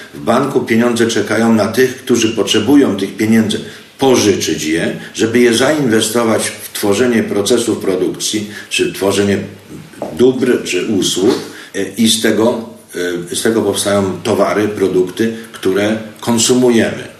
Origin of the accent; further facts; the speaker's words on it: Zakopane, Lesser Poland, Poland; moved away as an adult; also born or lived in Kraków, Poland / United States / Mexico / Argentina; Urodziłem się w Zakopanem dawno, dawno temu. Potem szkoły skończyłem w Krakowie, uniwersytet.